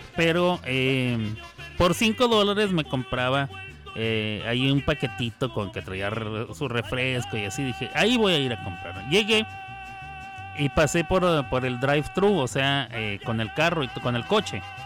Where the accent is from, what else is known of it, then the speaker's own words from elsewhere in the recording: Mexico; accent: Mexican; mi acento mexicano